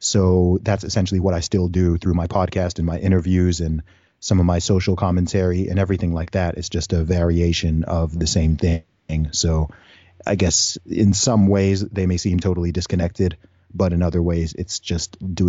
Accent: Saudi Arabia; also born or lived in United Kingdom; So, I was born in the UK. I grew up in Saudi Arabia. I went to an international school for several years.

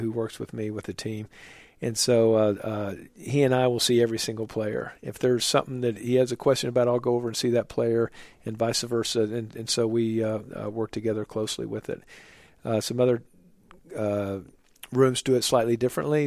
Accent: Oklahoma, United States; moved away as an adult; also born or lived in New York City; now in Charlotte, United States; I'm a Midwesterner from my, uh, background from Oklahoma

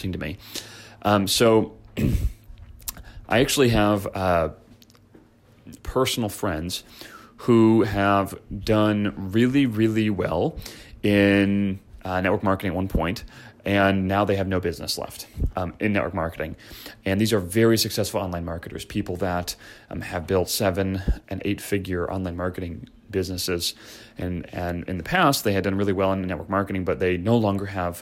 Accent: Chicago, Illinois, United States; I grew up in Chicago

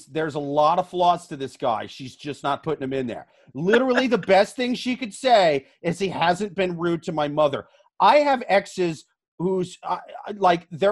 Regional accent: Midwest, United States; I'm from the Midwest

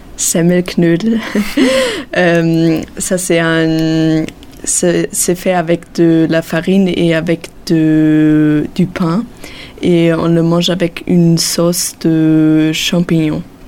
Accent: northern Bavaria, Germany; French is a second language; now in Nîmes, France; Du nord de la Bavière

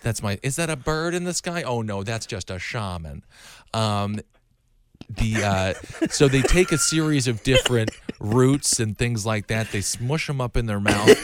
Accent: Wisconsin, United States; moved away; I'm from Wisconsin

